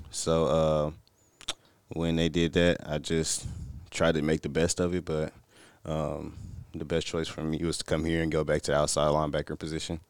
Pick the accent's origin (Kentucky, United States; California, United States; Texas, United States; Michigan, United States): Texas, United States; Missouri City; I come from Missouri City, Texas. I play high school football at Elkins